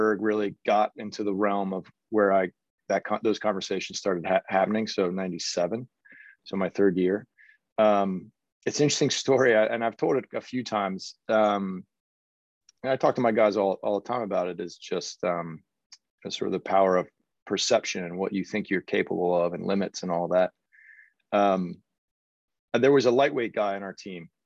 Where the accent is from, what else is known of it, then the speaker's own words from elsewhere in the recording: Cincinnati, Ohio, United States; moved away as an adult; also born or lived in Seattle / Princeton / Oklahoma City; I grew up in just north of Cincinnati